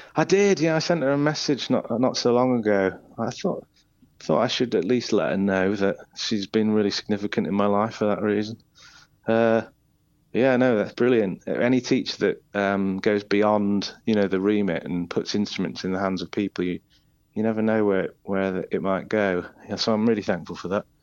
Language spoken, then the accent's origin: English; Isle of Man; moved away as an adult; now in Leeds, United Kingdom; I say the Isle of Man. It, that, that's where I spent, you know, my childhood and young, young adulthood